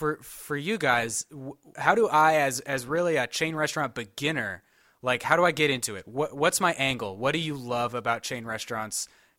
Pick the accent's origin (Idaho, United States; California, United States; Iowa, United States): California, United States; San Diego; moved away as an adult; now in Baltimore, United States; I grew up in San Diego, so on the West Coast, but gotcha. I lived in like the Baltimore, D.C. area for the last, I don't know, 10 years. More than 10 years now.